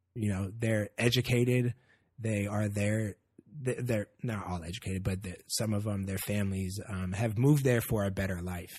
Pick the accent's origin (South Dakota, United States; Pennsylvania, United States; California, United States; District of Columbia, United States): California, United States; Oakland; I grew up in Oakland.